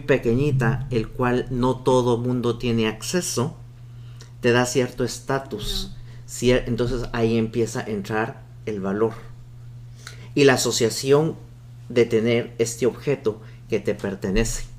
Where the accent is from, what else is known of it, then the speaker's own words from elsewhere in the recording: Guatemala; yo como guatemalteco